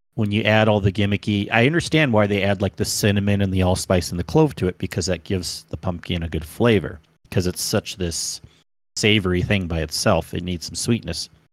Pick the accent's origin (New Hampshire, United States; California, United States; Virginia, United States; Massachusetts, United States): California, United States; now in Utah, United States; I grew up in California. I loved that place